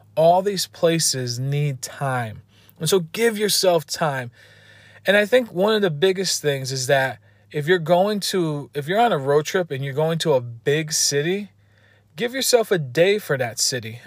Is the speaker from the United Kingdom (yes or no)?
no; East Coast, United States; I'm from the East Coast